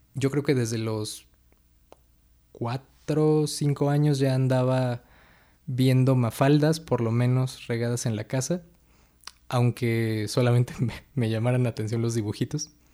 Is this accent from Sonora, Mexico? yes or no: no; Atizapán de Zaragoza, State of Mexico, Mexico; also born or lived in Villa del Carbón; Pues yo nací en el Estado de México, somos eh, vecinos del municipio de Atizapán de Zaragoza. Eh, aquí crecí la, mayor parte de mi vida